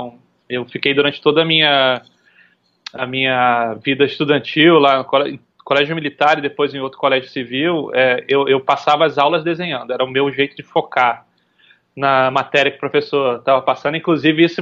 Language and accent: Portuguese; Recife, Pernambuco, Brazil; also born or lived in São Paulo / Rio de Janeiro; eu nasci em São Paulo, fiquei um tempo em São Paulo, depois eu, eu vim para o Rio ainda muito pequeno, depois a gente foi para Recife. Eu considero Recife a, a, a, o meu lar, assim, né? Onde eu cresci